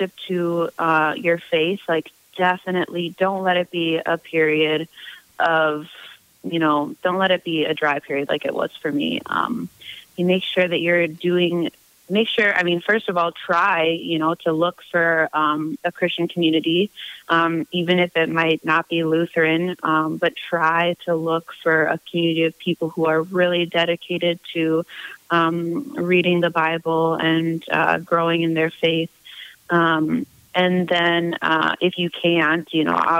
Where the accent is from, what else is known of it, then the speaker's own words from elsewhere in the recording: United States; moved away; also born or lived in Seville, Spain; as an American to find private tutoring gigs